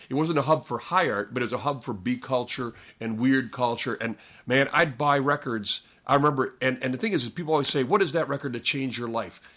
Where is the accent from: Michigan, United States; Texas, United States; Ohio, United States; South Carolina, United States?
Ohio, United States; Parma; I grew up in Parma, this town that everyone makes fun of.